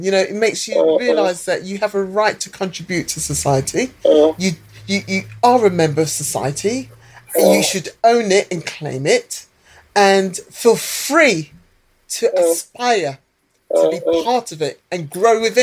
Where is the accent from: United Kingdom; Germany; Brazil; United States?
United Kingdom; accent: British; first language English; when I was growing up in the UK, I felt at times that the rug was pulled from under me, because I never really felt British, although I had a British passport and I was born in Britain, British accent